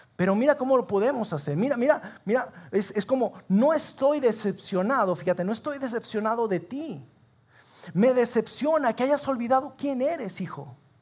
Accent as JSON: {"language": "Spanish", "town": "Sabinas", "region": "Coahuila", "country": "Mexico", "said": "nosotros somos de Sabinas"}